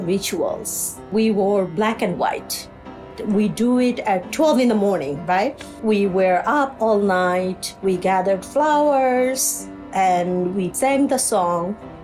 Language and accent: English; Chittagong, Chittagong Division, Bangladesh; first language Bengali; English is a second language; moved away as an adult; also born or lived in Briarwood, Queens; now in New York, United States; I grew up in Chittagong